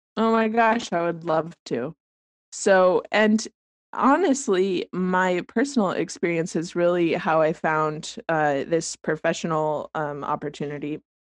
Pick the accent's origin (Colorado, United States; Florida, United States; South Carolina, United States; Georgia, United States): Colorado, United States; moved away as an adult; also born or lived in Arvada, Colorado; now in Eugene, United States; I'm from Colorado